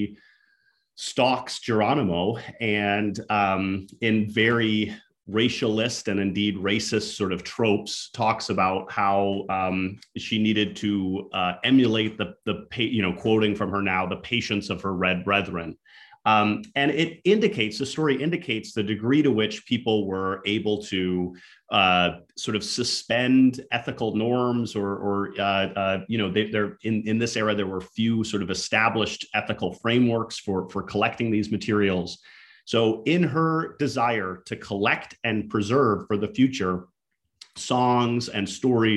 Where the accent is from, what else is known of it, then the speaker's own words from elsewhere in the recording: Minnesota, United States; my hometown in Minnesota. So she grew up next to the same Native community that I happen to grow up next